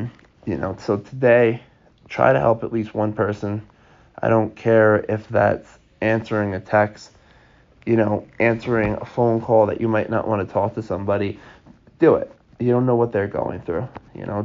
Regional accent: Long Island, New York, United States; We're from Long Island

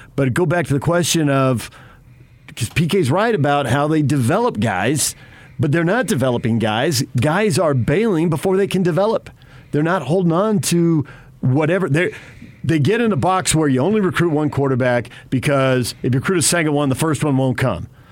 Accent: San Diego, California, United States; growing up in San Diego

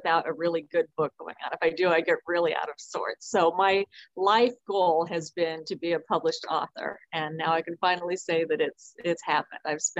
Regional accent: Midwest, United States; I'm from the Midwest.

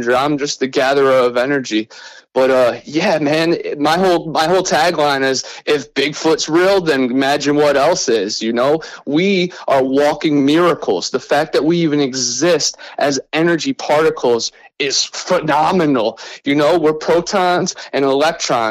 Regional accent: Cleveland, Ohio, United States; moved away as an adult; also born or lived in Lakeland, Florida; now in Florida Panhandle, United States; I'm originally from Cleveland, Ohio, right on Lake Erie. But now I live in Florida in the Panhandle. And you know, I grew up right on in Ohio

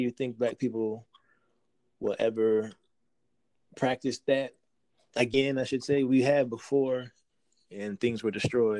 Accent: United States; We're Americans, man. we come from Africa, but our culture was stolen from us.

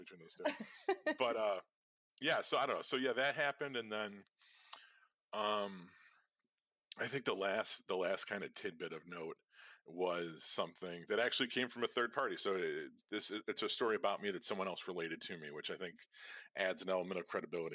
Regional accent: Chicago, Illinois, United States; we're fucking Irish people on the south side of Chicago

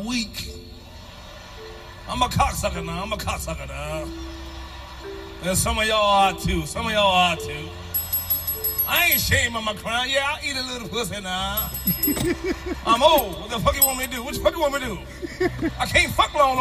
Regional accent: Chicago, Illinois, United States; I'm from Chicago

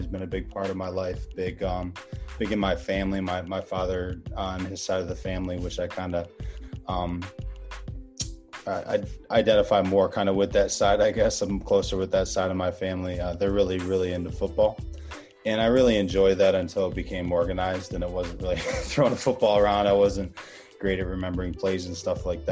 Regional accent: Pittsford, New York, United States; my hometown of Pittsford, New York, where I'm at right now

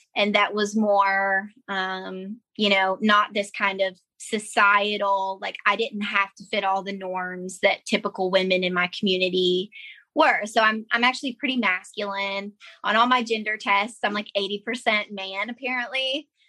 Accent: United States; moved away as an adult; growing up in Johnson County

